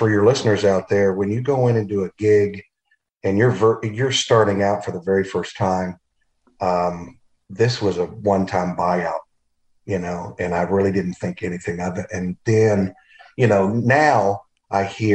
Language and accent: English; Longview, Texas, United States; moved away as an adult; also born or lived in New York; I grew up in Longview, Texas